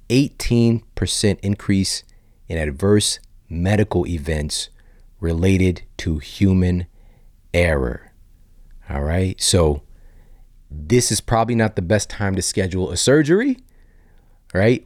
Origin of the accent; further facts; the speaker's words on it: St. Louis, Missouri, United States; also born or lived in Ferguson, Missouri; growing up in South City, Saint Louis, East Saint Louis, Ferguson, Missouri